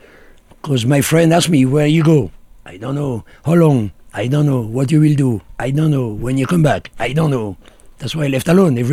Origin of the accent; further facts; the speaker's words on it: France; English is a second language; moved away as an adult; also born or lived in the Alps / Italy / Turkey; now in Sagada, Philippines; When I left France, I spoke 6 languages.